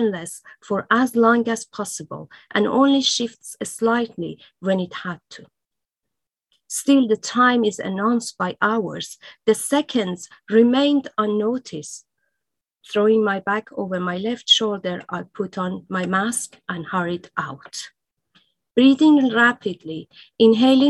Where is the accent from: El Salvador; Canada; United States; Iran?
Iran; first language Persian; English is a second language; moved away; it was my native language